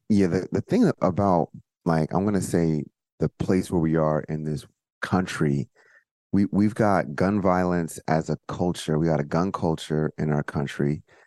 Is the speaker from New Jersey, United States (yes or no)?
yes; suburban New Jersey, United States; moved away as an adult; also born or lived in Baltimore; I'm coming from New Jersey, suburban New Jersey, where, like, I'm not used to guns